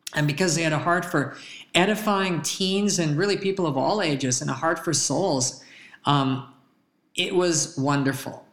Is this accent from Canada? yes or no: yes; Calgary, Alberta, Canada; now in Tulsa, United States; I remember back growing up in Calgary, uh, Alberta, Canada.